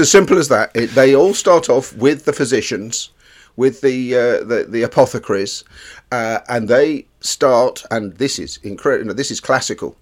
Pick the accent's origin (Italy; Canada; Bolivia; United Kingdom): United Kingdom; England; We are English